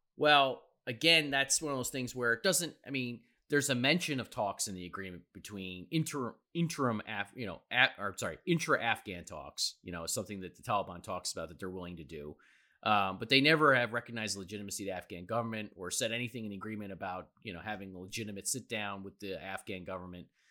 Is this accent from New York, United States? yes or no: yes; New York City, New York, United States; as a New Yorker